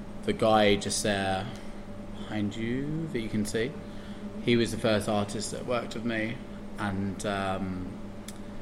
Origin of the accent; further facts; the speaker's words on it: Hertfordshire, Watford area, East of England, United Kingdom; I grew up in Hertfordshire, which is like around like Watford area